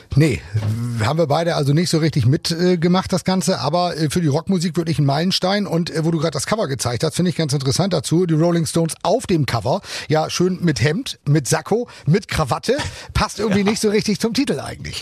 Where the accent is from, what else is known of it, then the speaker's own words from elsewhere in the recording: Germany; bei uns in Deutschland